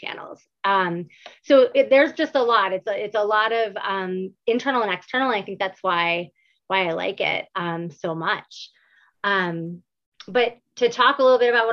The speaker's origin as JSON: {"language": "English", "town": "Buffalo", "region": "New York", "country": "United States", "tie": "born or raised there", "said": "born and raised in Buffalo, New York."}